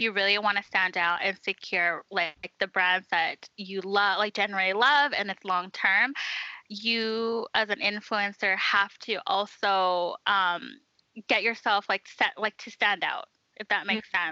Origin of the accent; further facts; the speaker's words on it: Vancouver, British Columbia, Canada; moved away as an adult; now in Edmonton, Canada; I'm originally from Vancouver